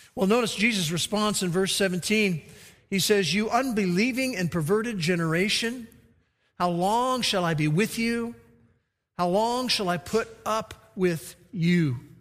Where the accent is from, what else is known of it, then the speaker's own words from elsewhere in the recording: Oklahoma, United States; we're from Oklahoma